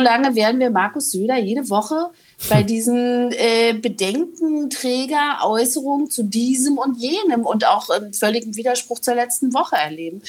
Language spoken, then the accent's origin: German; East Germany, Germany; als Ostdeutsche